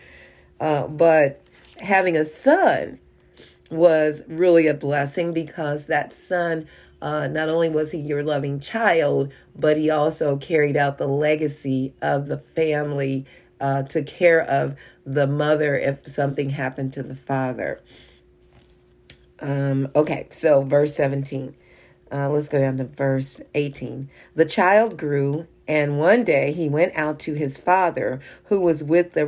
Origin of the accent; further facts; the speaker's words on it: Kansas City, United States; we're from Kansas City